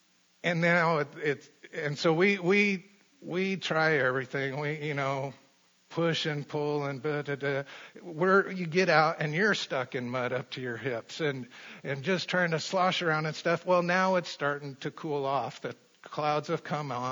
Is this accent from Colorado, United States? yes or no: yes; Colorado, United States; I grew up in Colorado